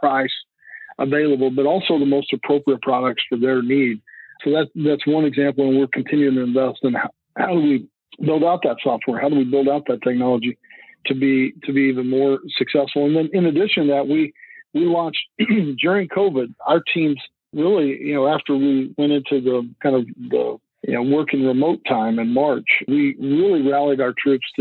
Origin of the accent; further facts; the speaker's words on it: Lubbock, Texas, United States; moved away; I grew up in West Texas. It's where I grew up, around Lubbock, Texas